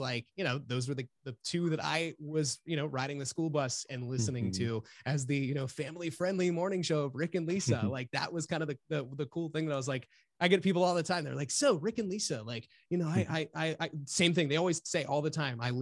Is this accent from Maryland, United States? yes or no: yes; Washington County, Maryland, United States; I born and raised in Washington County, Maryland, which is where we have both of our stations